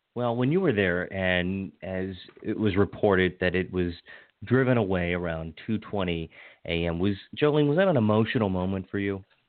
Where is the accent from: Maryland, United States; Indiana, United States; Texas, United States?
Maryland, United States; Hagerstown; moved away as an adult; now in Montgomery County, United States; I grew up in Western Maryland. I grew up in Hagerstown, and God love it. I, I love my community, my hometown